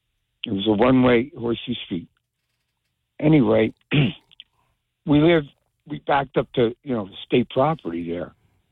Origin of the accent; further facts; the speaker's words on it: Union, New Jersey, United States; I'm from Union too.